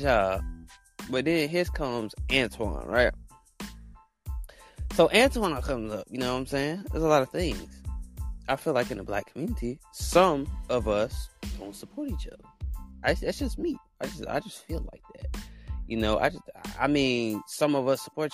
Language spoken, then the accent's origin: English; Alabama, United States; I'm from Alabama